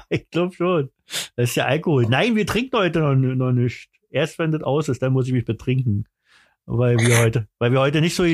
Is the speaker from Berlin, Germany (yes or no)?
yes; Berlin, Germany; Ich bin richtiger Berliner, Alter.